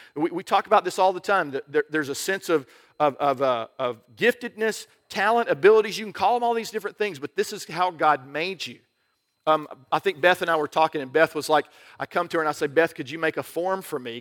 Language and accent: English; United States; I'm an American